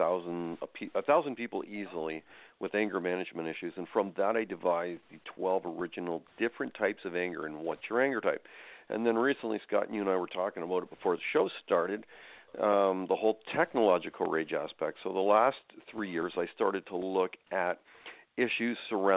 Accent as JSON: {"language": "English", "country": "Canada", "said": "I am Canadian. So the way we do politics here in Canada"}